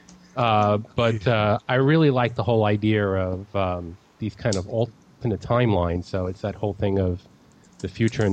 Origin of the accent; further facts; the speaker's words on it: New York City, New York, United States; accent: New York; now in Orlando, United States; you'll hear a New York accent because I was born in Brooklyn